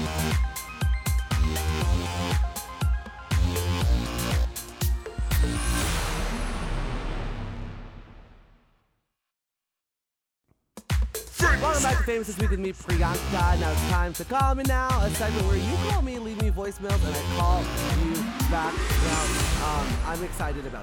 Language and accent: English; Canada; I love being Canadian.